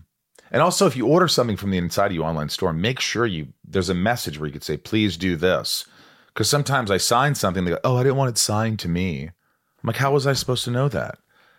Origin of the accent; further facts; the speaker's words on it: Los Angeles, California, United States; from the Hollywood Hills in California.